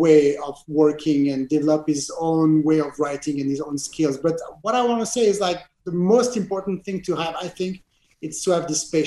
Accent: Geneva, Switzerland; accent: French accent; English is a second language; my hometown, Geneva

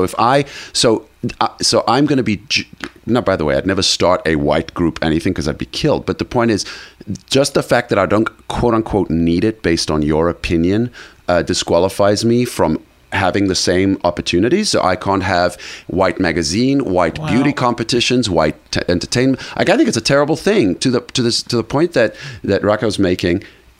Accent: South Africa; I come from South Africa. South Africa, there are 11 national languages, believe it or not, okay?

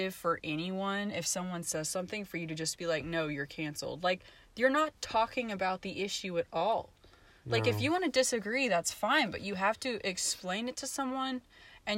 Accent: the South, United States; I grew up in the South. I've only lived in the South

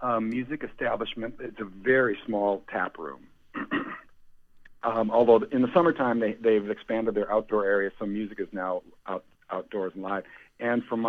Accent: Green Bay, Wisconsin, United States; I grew up in Green Bay, on the west side, maybe a mile and a quarter from Lambeau

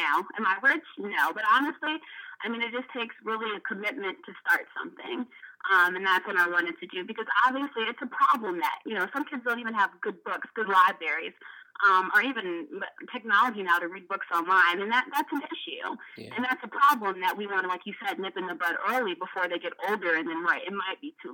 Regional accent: Montgomery County, Maryland, United States; I'm from Montgomery County, so obviously I got to go in a good school system

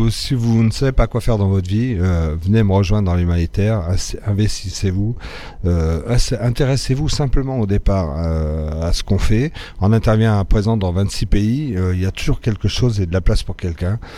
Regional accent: Morocco; dans mes premières années au Maroc, mon père était dans, la France libre, il était démobilisé au Maroc, et il s'est dit, ah, c'est chouette, il fait chaud ici

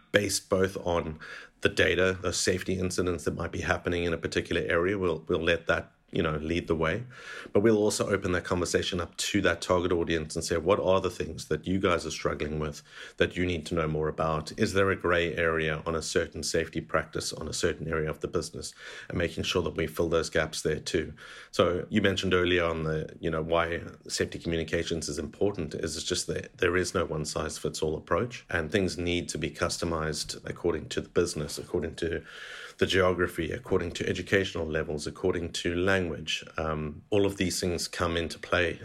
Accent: South Africa; moved away as an adult; also born or lived in London, United Kingdom / Canada; now in Saudi Arabia; I'm born and bred in South Africa, and that's where it sort of shaped my, my identity there

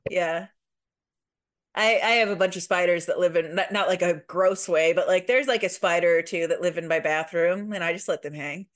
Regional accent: Midwest, United States; accent: slight Midwest; now in Louisville, United States; I think we both have a slight Midwest accent

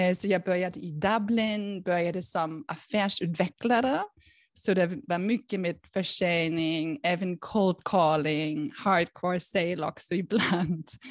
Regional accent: Berlin, Germany; Swedish is a second language; moved away as an adult; also born or lived in United States; now in Sweden; jag är ursprungligen faktiskt från Tyskland, från Berlin, kanske hör ni det

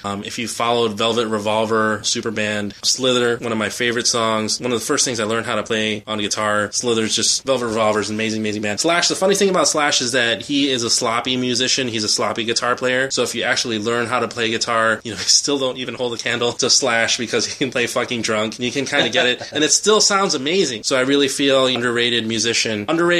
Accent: Philippines; I kind of have to support the … because I'm Filipino, they're Filipino

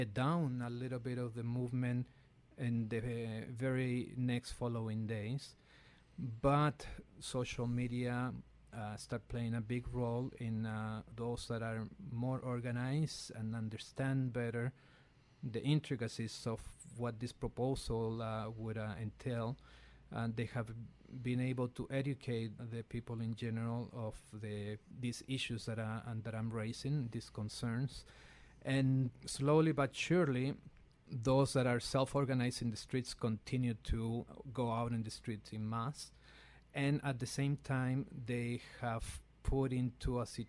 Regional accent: Valparaíso, Chile; moved away; also in Valparaíso, one of is the main port in Chile, my hometown

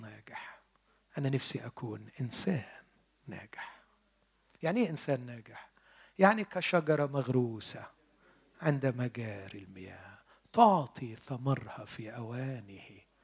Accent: Egypt; عندنا في مصر

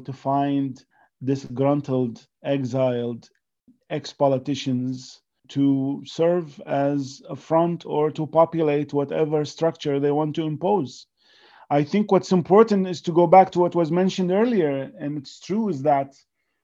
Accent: Iraq; moved away as an adult; now in New York, United States; I say, from Iraq

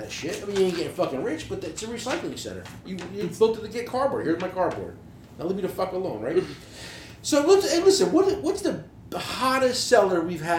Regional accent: New Jersey, United States; We're from New Jersey.

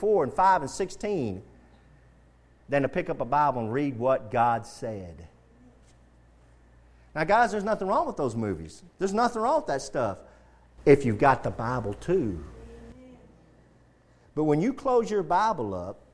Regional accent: United States; as Americans, as American Christians

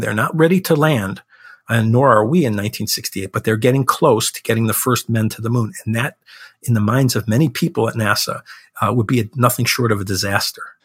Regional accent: Chicago, Illinois, United States; Chicago, which is my hometown

